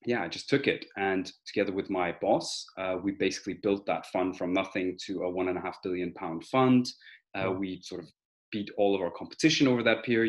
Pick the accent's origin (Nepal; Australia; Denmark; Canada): Denmark; also born or lived in Armenia / United Kingdom; I'm originally from Armenia. I was born there, and after the collapse of the Soviet Union, I moved back to, well, we moved to Denmark. That's where I grew up